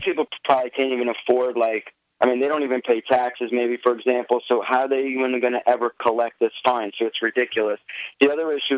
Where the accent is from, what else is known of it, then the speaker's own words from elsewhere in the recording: New York City, New York, United States; I grew up in Brooklyn, but I also spent a couple of years in the suburbs